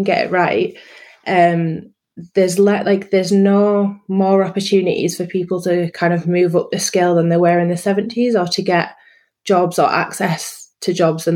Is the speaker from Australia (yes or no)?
no; Yorkshire and the Humber, United Kingdom; moved away as an adult; also born or lived in London; in a rural setting in North Yorkshire.